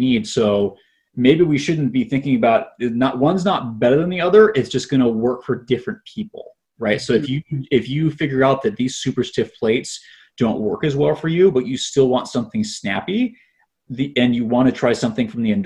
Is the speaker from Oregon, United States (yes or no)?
yes; Portland, Oregon, United States; moved away; I come from Portland, Oregon.